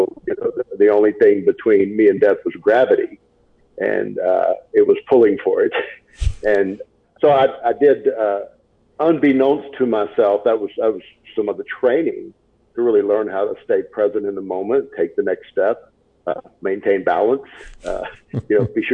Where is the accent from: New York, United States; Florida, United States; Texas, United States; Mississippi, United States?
Texas, United States; Baytown; also born or lived in Houston, Texas; I was born in Baytown, Texas, which is east of Houston.